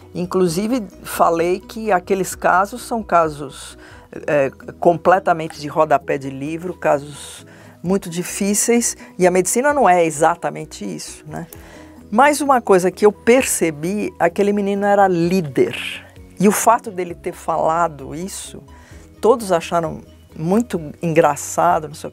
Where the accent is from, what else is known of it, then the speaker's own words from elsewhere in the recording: São Paulo, Brazil; eu sou de São Paulo, minha família é de São Paulo